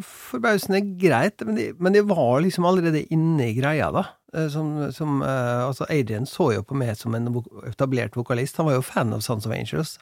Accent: Molde, Møre og Romsdal, Norway; moved away; Vi bodde på, på hjemgården min på Hjelset utafor Molde

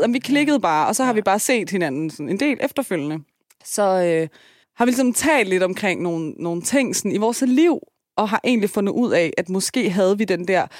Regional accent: Denmark; jeg kommer fra Tostrup med en enlig mor

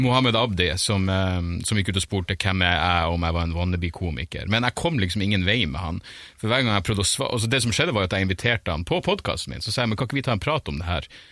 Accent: Narvik, Nordland, Norway; jeg er fra Narvik

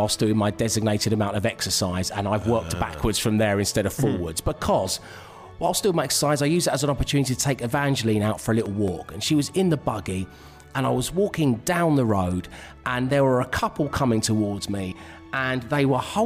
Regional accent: London, United Kingdom; Now, I live in London. I'm a Londoner

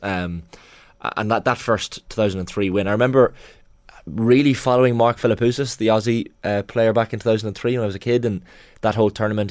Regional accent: Ireland; as an Irish person

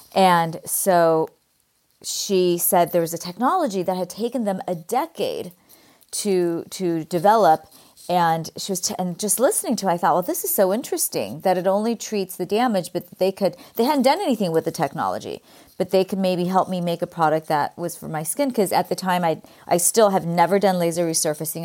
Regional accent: California, United States; accent: Valley Girl; my Valley Girl accent. I grew up in California

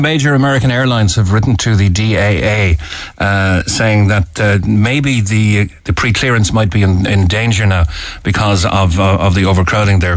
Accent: Cork, Munster, Ireland; we are from Cork

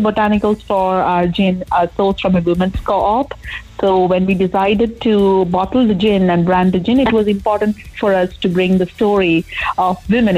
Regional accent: India; moved away as an adult; also born or lived in Limerick, Ireland; now in Cork, Ireland; I'm from India, and I moved to Ireland a long, long time ago. It's almost 9-10 years now

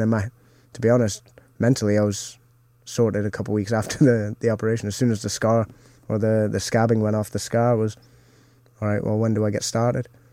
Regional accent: Canada; moved away; growing up in Canada

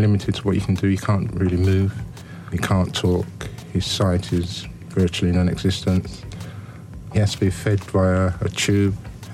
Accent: London, United Kingdom; I grew up in Battersea

